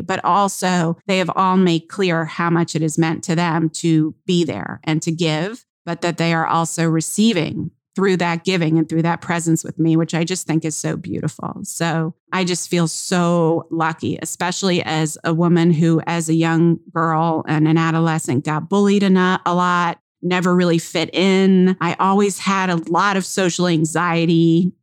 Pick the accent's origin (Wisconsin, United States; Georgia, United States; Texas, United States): Georgia, United States; moved away; Georgia, my hometown